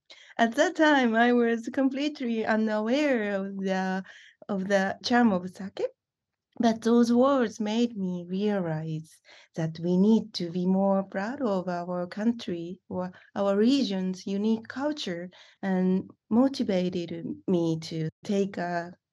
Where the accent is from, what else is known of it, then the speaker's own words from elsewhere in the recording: Saku, Nagano, Japan; moved away as an adult; I'm originally from Saku area in Nagano Prefecture